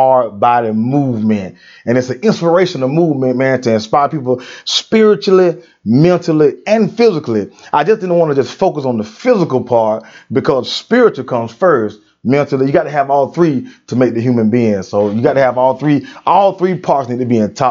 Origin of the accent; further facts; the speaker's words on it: United States; I'm born and raised in Brooks County